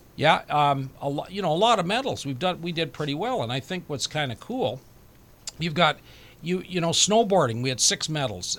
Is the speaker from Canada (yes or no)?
yes; Canada; as a Canadian